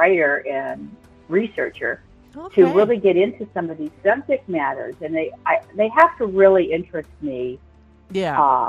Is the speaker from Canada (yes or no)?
yes; Canada; also born or lived in Los Angeles; now in Florida, United States; I'm from Canada, so I'm from the land of snow and ice.